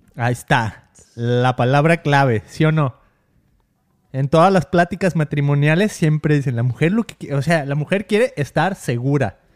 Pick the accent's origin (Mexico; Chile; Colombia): Mexico; born or raised there